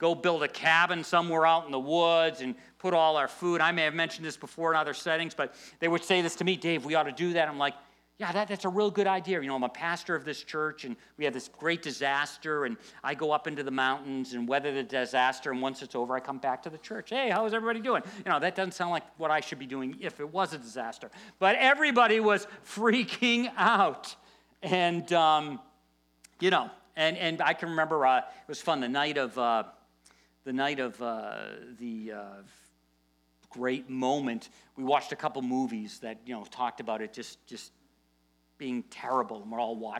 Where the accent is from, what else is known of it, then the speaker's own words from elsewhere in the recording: United States; we're born in the USA